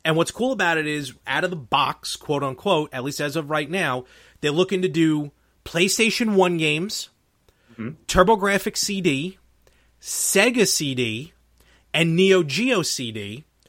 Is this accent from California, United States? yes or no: no; New York City, New York, United States; me and Anthony, we grew up in Brooklyn